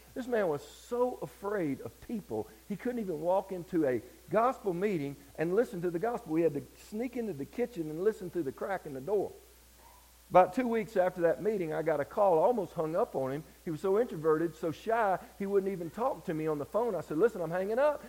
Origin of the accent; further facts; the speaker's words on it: Deep Step, Georgia, United States; I grew up in Deep Step, Georgia